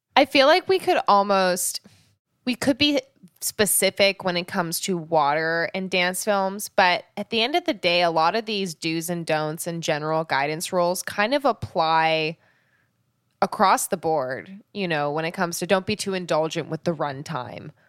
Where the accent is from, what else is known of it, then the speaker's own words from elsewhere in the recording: Canada; I grew up in Canada